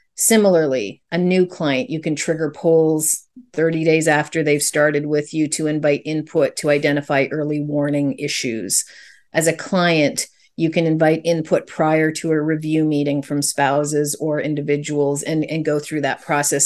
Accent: Canada; I'm Canadian

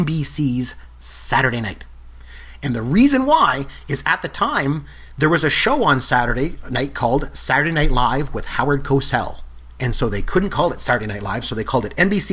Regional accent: Canada; I'm from the Great White North myself

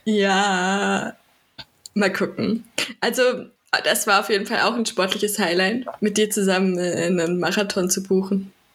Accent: Werra-Meißner-Kreis, Hesse, Germany; ich komme aus dem Werra-Meißner-Kreis

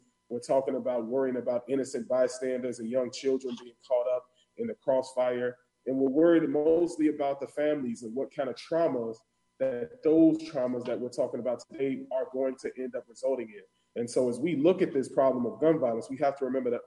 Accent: Chicago, Illinois, United States; also born or lived in Northwest Indiana; I hail from Chicago, South Side.

